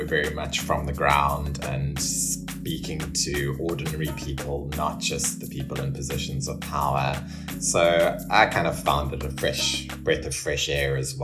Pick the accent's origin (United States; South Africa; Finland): South Africa; Cape Town, Western Cape; growing up in Cape Town